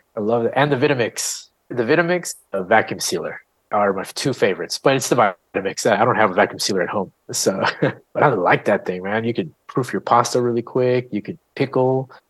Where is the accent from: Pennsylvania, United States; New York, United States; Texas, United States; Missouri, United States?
Texas, United States; Austin; You know, we're from Austin. We know how to drop some coin